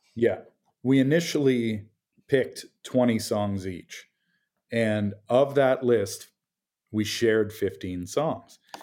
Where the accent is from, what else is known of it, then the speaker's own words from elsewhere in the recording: Toronto, Ontario, Canada; I'm from Toronto